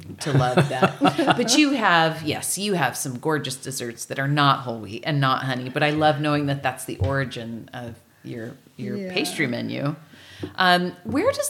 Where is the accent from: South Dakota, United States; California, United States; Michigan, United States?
California, United States; South County; I grew up in South County